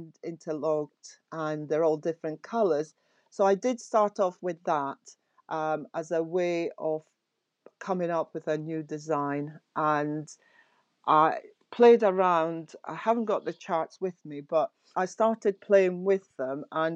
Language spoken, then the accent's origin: English; Nigeria; which is where I'm from Nigeria